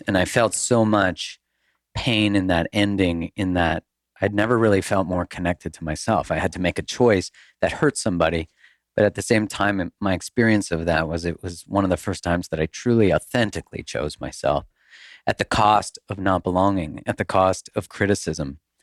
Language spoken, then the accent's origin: English; Canada; moved away as an adult; now in United States; I'm Canadian